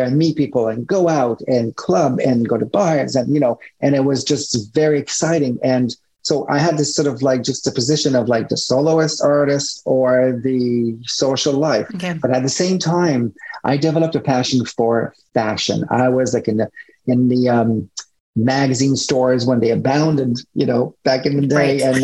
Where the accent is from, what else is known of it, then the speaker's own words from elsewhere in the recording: Montreal, Quebec, Canada; first language French; English is a second language; moved away as an adult; also born or lived in Toronto / New York City; I'm Canadian. So I was based at the time in Montreal. Then I moved to Toronto. For, you know, because English is not my first language, you know, my accent here and there, French is my first language